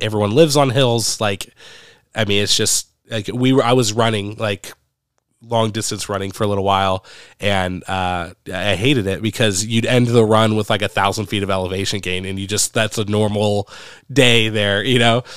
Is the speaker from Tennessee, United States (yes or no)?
no; Medford, Oregon, United States; moved away as an adult; now in Brandon, United States; I grew up in Medford, Oregon